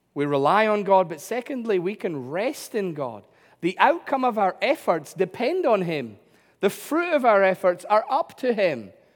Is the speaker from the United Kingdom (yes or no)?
yes; United Kingdom